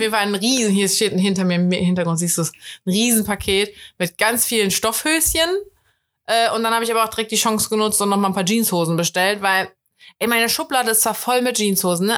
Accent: Cologne, North Rhine-Westphalia, Germany; als Kölner finde ich es immer richtig scheiße

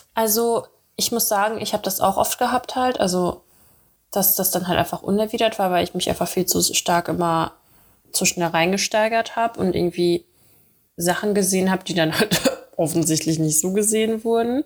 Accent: Dortmund, North Rhine-Westphalia, Germany; now in Cologne, Germany; in Dortmund bin ich aufgewachsen

